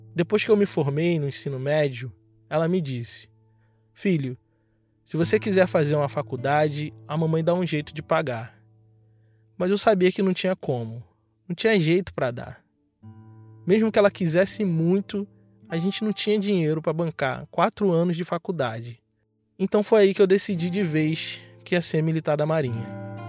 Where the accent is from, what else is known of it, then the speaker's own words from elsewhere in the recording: Baixada Fluminense, Rio de Janeiro, Brazil; moved away as an adult; also born or lived in Rio Grande, Rio Grande do Sul; De onde eu vim, a maioria das pessoas são como eu ou mais escuras do que eu. Pessoas brancas são minoria na Baixada Fluminense